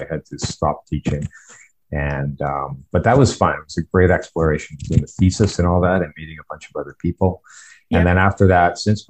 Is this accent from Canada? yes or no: yes; Ontario, Canada; also born or lived in Windsor, Ontario / Belleville, Ontario / Toronto, Ontario; I was born in Windsor, Ontario, and came from a good family.